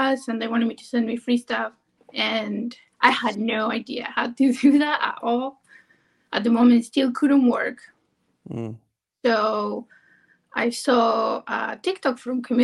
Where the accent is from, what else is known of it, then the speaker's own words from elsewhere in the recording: Argentina; moved away as an adult; now in Maryland, United States; I'm from Argentina. I came here to work as a nanny